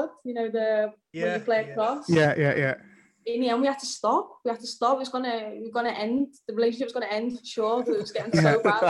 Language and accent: English; Liverpool, North West England, United Kingdom; also born or lived in Lyon / Manchester; I grew up in Liverpool. It's a city made for football